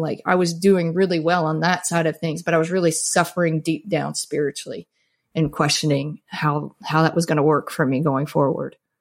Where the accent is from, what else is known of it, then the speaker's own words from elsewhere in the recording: Mississippi, United States; I grew up in Mississippi